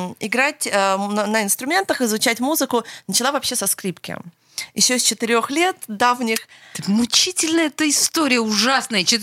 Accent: Oslo, Norway; born there; Я родилась сама в Осло.

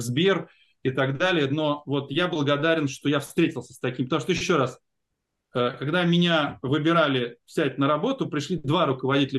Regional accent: Ulyanovsk, Ulyanovsk Oblast, Russia; moved away as an adult; Я из Ульяновска приехал

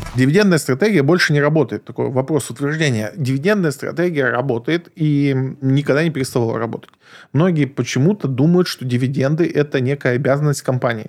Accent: Moscow, Russia; я избалованный москвич

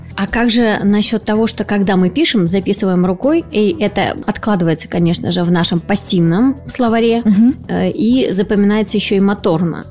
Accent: Krasnodar Krai, Russia; accent: southern; в нашем регионе, регионе кубанском, да, есть особый говор

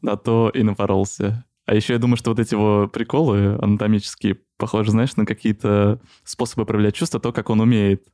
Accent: Moscow, Russia; Я из Москвы

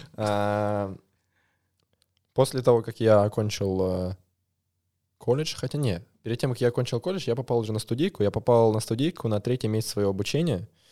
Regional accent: Moscow, Russia; Я звукорежиссер из Москвы. Или с Москвы

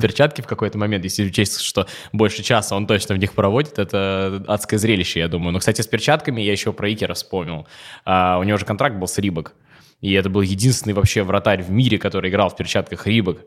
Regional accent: Dzerzhinsk, Nizhny Novgorod Oblast, Russia; я из Дзержинска, это Нижегородская область

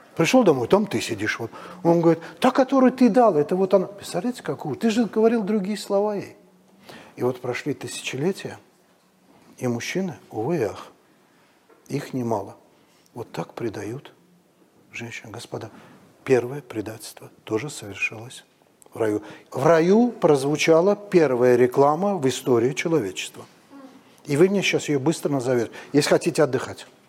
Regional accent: Baku, Azerbaijan; moved away as an adult; now in Moscow, Russia; Это у нас на даче, вот, в пригороде Бакута

